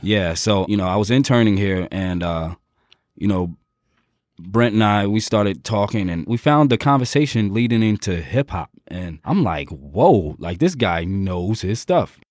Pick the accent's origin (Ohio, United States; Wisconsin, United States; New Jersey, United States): New Jersey, United States; Jersey City; I'm from Jersey City